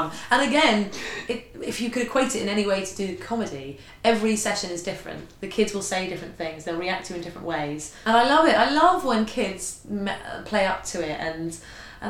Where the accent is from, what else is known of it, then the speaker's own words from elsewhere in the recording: Bishop's Stortford, East of England, United Kingdom; I come from a very sort of typical town, Bishop Stortford, lovely town